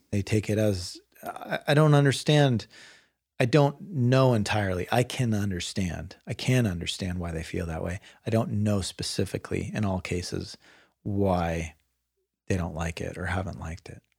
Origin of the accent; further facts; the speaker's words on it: Bay Area, Marin County, California, United States; I grew up in the Bay Area, and um, and sort of progressive Marin County is where I went to high school